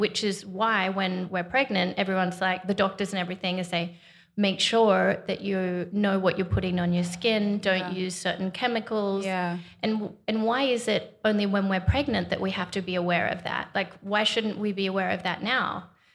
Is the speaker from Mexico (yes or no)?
no; Australia; growing up in Australia